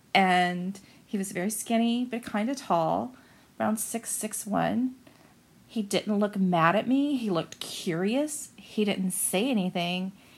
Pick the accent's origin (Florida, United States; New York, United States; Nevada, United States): Florida, United States; Central; I'm from Central Florida.